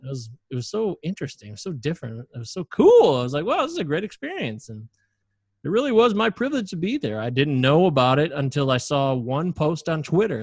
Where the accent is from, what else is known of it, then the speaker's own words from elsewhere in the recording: United States; I was born in the United States